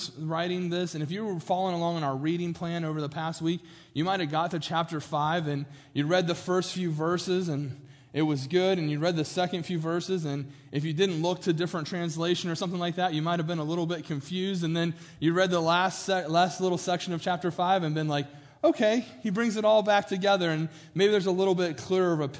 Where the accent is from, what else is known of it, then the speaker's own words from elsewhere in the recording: Morgantown, West Virginia, United States; now in Pennsylvania, United States; I'm from Morgantown, West Virginia, and it's still like borderline Northeast. Like Northeast, I think, starts in like PA, but we're like a mile from PA where I grew up